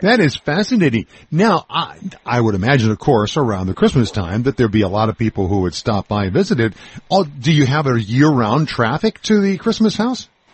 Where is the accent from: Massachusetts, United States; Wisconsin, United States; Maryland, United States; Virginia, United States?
Wisconsin, United States; Milwaukee; I was growing up in Milwaukee, Wisconsin at the time